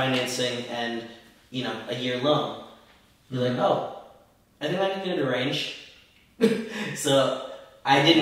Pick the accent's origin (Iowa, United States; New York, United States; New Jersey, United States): New Jersey, United States; Belleville; Belleville, my hometown